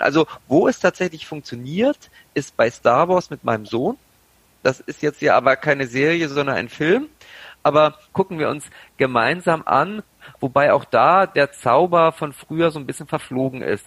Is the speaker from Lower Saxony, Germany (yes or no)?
yes; Braunschweig, Lower Saxony, Germany; Ich komme aus Braunschweig